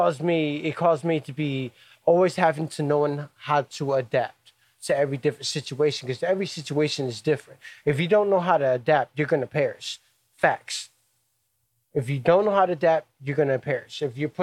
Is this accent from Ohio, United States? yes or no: yes; Cleveland, Ohio, United States; Born and raised in Cleveland at Cleveland Metro Health Center. I was born in 88.